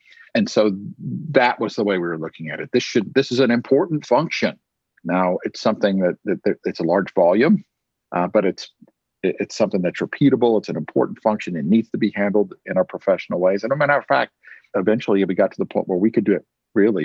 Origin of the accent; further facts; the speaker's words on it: Tyler, Texas, United States; here in my hometown of Tyler, Texas